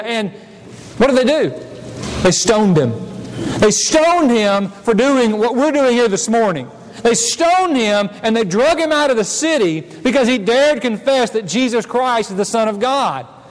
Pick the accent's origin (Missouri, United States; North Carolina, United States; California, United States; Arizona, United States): Missouri, United States; moved away as an adult; I came from Missouri and not Tennessee